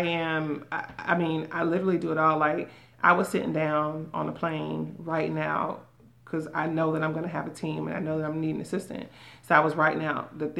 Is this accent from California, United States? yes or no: no; Miami, Florida, United States; now in Tampa, United States; I'm from Miami